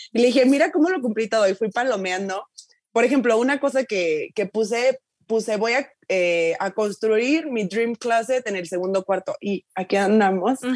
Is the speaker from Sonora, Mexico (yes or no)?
no; Tuxtla Gutiérrez, Chiapas, Mexico; moved away; yo soy de Tucla, yo soy, o sea, de una familia lo más promedio del mundo